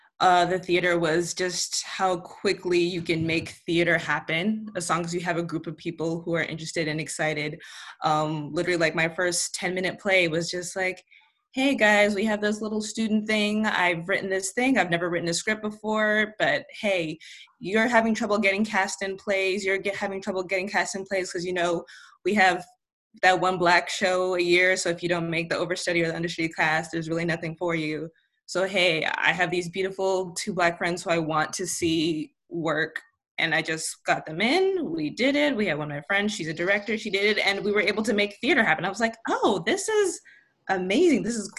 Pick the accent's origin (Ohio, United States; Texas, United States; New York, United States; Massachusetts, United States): New York, United States; Albany; born there; also born or lived in Ghana; I was born in Albany, New York, moved around a lot, but I got to spend a chunk of like my teen years in Ghana, which was where I started writing and doing theater.